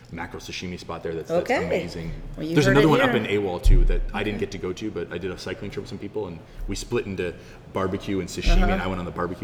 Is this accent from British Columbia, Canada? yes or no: no; Ontario, Canada; now in Jeju, South Korea; being Canadian